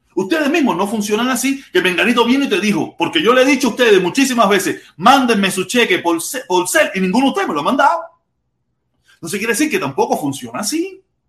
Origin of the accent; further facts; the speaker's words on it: Pinar del Río, Cuba; moved away as an adult; now in Hialeah, United States; Yo soy pinareño